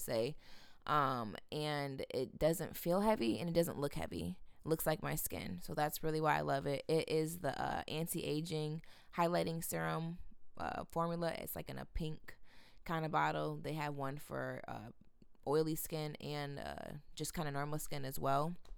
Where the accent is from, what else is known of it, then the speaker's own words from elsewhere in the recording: Grand Rapids, Michigan, United States; born and raised in Grand Rapids